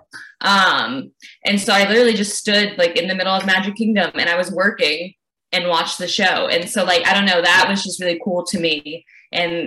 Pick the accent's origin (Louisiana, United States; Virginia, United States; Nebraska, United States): Louisiana, United States; I grew up in Louisiana